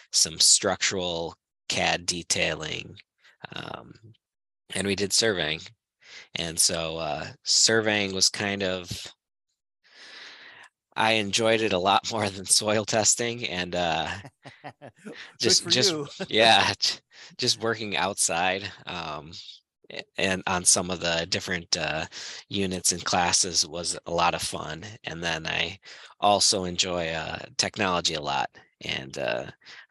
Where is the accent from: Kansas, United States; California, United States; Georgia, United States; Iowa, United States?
Iowa, United States; moved away; I was originally from Iowa. Grew up in a small town with 200 people.